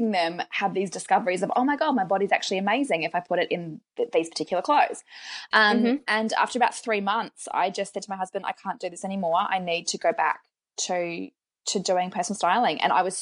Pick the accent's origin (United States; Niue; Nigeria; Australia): Australia; now in New Zealand; I'm an Australian